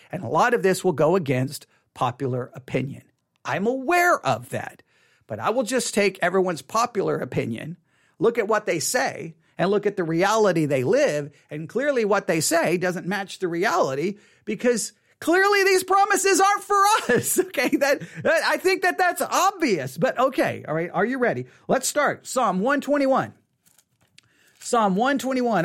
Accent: United States; we, we work as American Christians

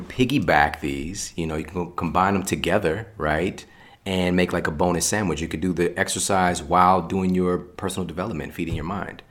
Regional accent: St. Louis, Missouri, United States; I'm from Saint Louis, so, like, there's still barely a juice bar there

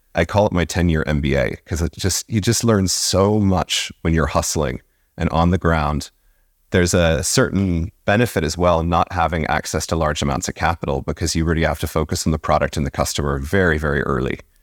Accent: Virginia, United States; moved away as an adult; now in Dublin, Ireland; I was born in Virginia

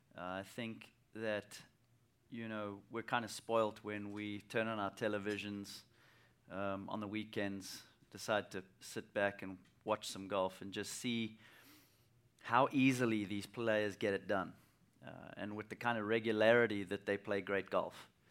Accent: South Africa; as a young kid, uh, growing up in South Africa

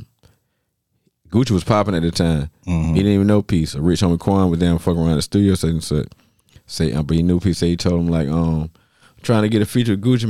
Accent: Stone Mountain, Georgia, United States; Growing up in Stone Mountain at my dad in them house, and you know they got a whole bunch of hills in goddamn Georgia

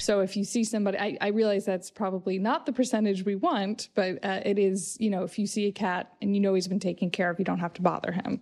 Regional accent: United States; moved away; I grew up in the States

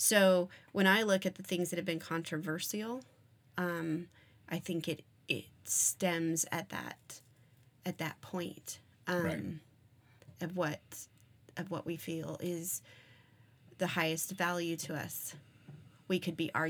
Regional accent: Arizona, United States; I grew up in Arizona where we had multiple Indian reservations around the area.

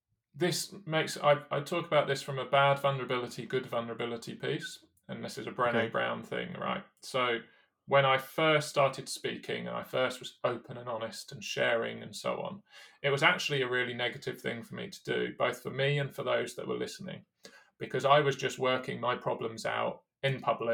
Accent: United Kingdom; especially as a British athlete at London.

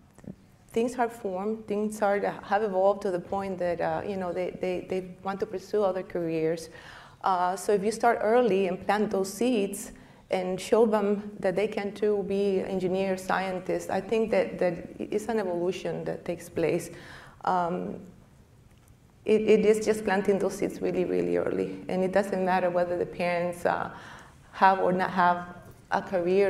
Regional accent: Costa Rica; moved away

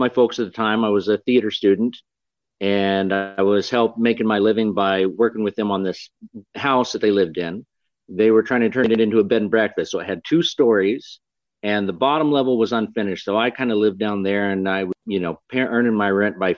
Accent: Fairbanks, Alaska, United States; I'm from Alaska, Fairbanks, Alaska

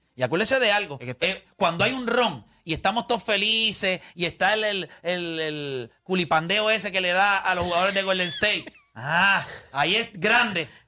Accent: Puerto Rico; yo soy de Puerto Rico.

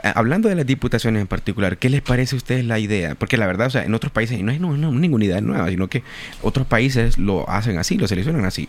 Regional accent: Honduras; como hondureños

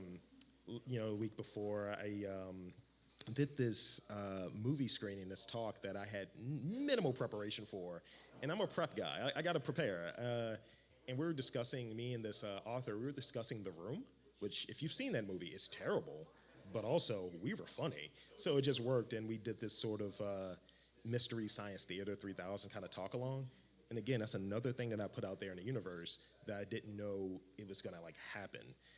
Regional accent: Baltimore, Maryland, United States; I'm from Lafayette Projects. Like, what are you saying? Like, I'm from East Side, over East.

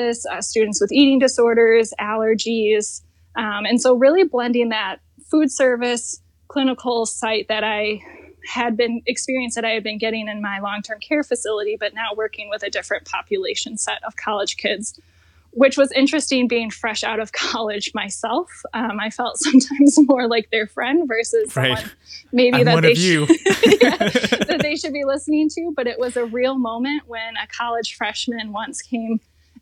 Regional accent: East Lansing, Michigan, United States; my college that was in my hometown, Michigan State University

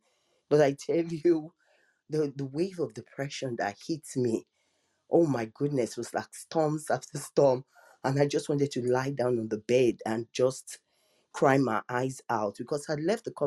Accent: Nigeria; I'm African, I'm Nigerian

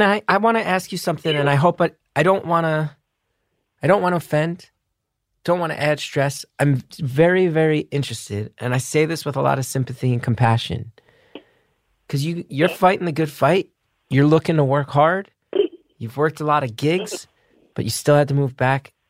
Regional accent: New Jersey, United States; my home state, my beloved home state of New Jersey

